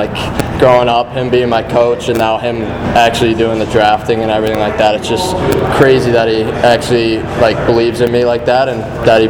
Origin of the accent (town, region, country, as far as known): Detroit, Michigan, United States; born or raised there